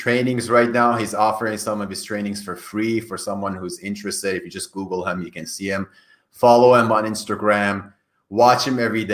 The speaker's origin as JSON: {"language": "English", "country": "Iran", "first_language": "Persian", "second_language": "English", "moved": "yes", "said": "My native language is Farsi. Farsi that we speak in Iran."}